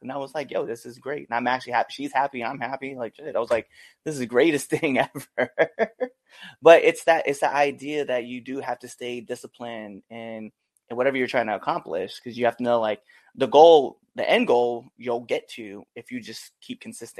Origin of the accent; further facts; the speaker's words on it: Nebraska, United States; just in my area, too, my home state, right? So in Western Nebraska, it's traditionally like a amateur wrestling state, right?